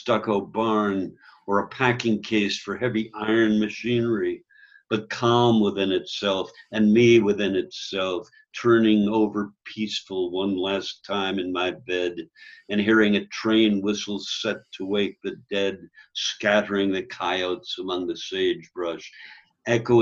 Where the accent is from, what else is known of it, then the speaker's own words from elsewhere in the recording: New York, United States; moved away as an adult; also born or lived in Chicago; now in Colorado, United States; I grew up in New York, lived a long while in Greenwich Village, and then in Chicago. I came out to Colorado